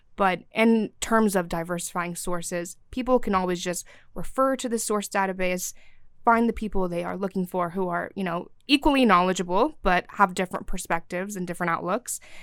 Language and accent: English; Syria; now in Athens, United States; I'm from Syria